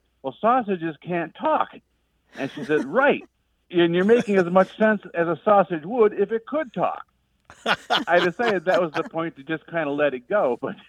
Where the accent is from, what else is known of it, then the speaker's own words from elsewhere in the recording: Midwest, United States; now in South Carolina, United States; Although I'm living in South Carolina now, I'm originally a Midwesterner.